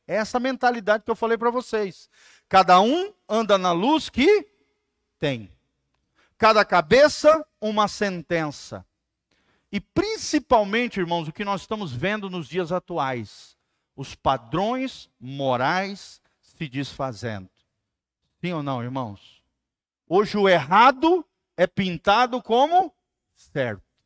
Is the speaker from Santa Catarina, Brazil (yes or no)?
yes; Santa Catarina, Brazil; moved away; Me lembro que lá no Santa Catarina, minha terra, tem muitos rios